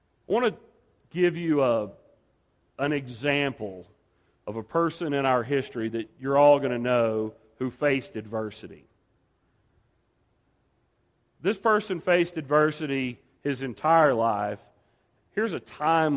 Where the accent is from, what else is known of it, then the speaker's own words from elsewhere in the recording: Dallas, Texas, United States; moved away as an adult; now in New Mexico, United States; I'm originally from Dallas